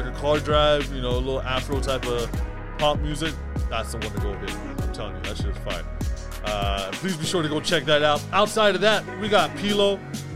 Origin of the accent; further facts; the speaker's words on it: England, United Kingdom; moved away; I grew up in England